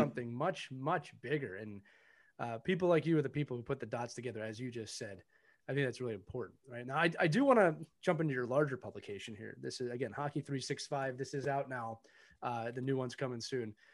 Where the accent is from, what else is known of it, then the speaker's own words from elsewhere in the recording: Philadelphia, Pennsylvania, United States; I'm born and raised in Philadelphia